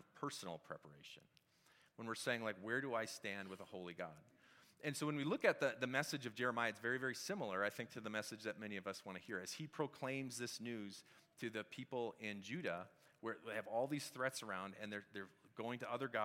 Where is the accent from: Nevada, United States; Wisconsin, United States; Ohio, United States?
Wisconsin, United States; now in Colorado, United States; I'm from Wisconsin.